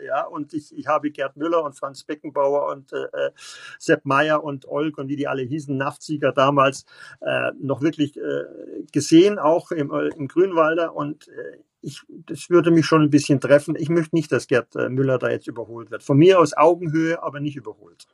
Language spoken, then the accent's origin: German; Munich, Bavaria, Germany; Auch als Bayer, äh, Bayer und äh, als, als Münchner hier